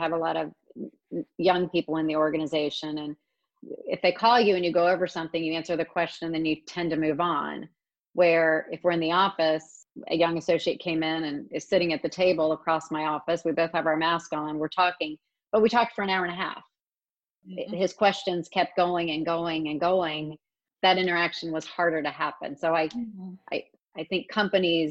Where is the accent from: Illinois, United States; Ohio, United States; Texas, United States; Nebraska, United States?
Ohio, United States; Springfield; also born or lived in Raleigh, North Carolina / Bowling Green, Ohio; I grew up in Springfield